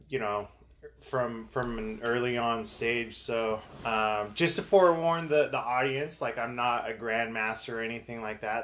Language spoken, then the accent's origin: English; Southern California, United States; I grew up in, in Southern California. I'm from Southern California